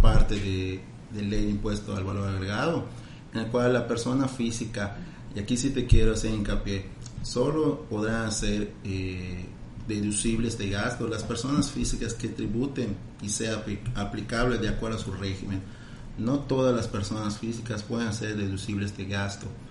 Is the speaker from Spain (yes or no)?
no; Mexico; Como buenos mexicanos